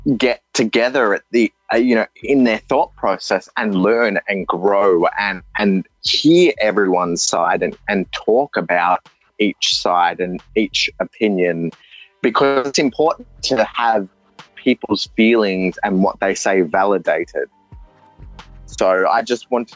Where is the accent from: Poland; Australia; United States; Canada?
Australia; accent: Australian; also born or lived in India; I sound Australian, and I feel Australian because I know Australia. I grew up in Australia